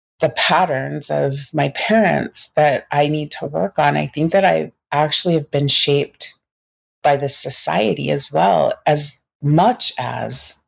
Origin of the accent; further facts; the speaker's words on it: Pacific Northwest, United States; I grew up in the Pacific Northwest in an all-white environment.